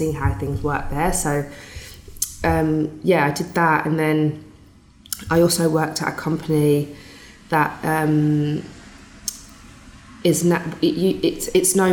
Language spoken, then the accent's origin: English; Birmingham, West Midlands, United Kingdom; moved away as an adult; also born or lived in London; I'm this kid from Birmingham, doesn't know anyone